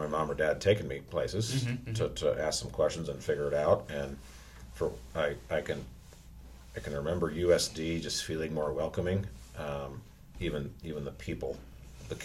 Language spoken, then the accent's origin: English; North Central Nebraska, United States; also born or lived in Bassett, Nebraska / O'Neill, Nebraska; I'm kind of from two different small towns. My younger years in Bassett, Nebraska, up in Rock County. And about fifth grade year, I think it was, we moved to O'Neill.